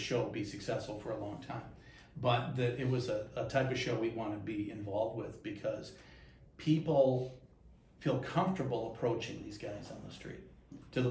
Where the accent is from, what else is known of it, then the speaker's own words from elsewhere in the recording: Muskegon, Michigan, United States; I grew up in Muskegon, very similar to the Downriver community in many ways